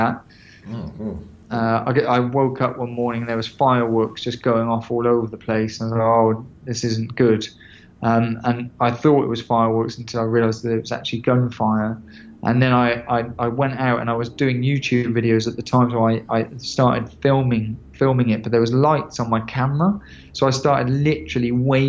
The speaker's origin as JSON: {"language": "English", "region": "England", "country": "United Kingdom", "said": "I'm from England."}